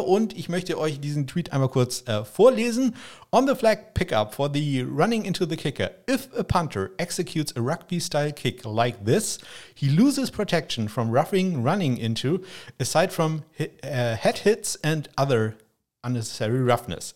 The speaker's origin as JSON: {"language": "German", "area": "Probstei", "region": "Schleswig-Holstein", "country": "Germany", "tie": "born or raised there", "said": "meine alte Heimat, die Propstei. Das ist so ein Landstrich hier in Schleswig-Holstein."}